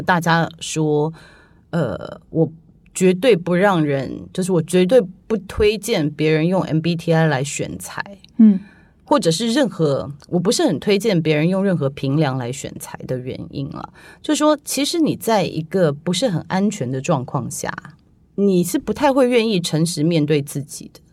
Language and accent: Chinese; Taiwan; moved away; 我小时候在台湾长大啊